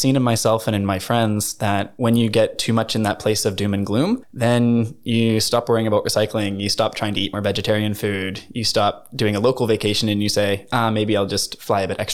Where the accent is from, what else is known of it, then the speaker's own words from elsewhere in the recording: Canada; moved away as an adult; now in Norway; I'm from Canada